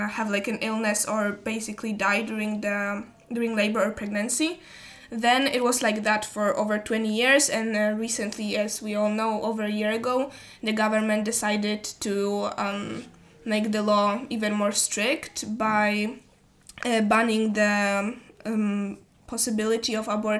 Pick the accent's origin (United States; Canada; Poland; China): Poland; Puszczykowo, Greater Poland; I'm 16 years old, and I'm from Puszczykowo.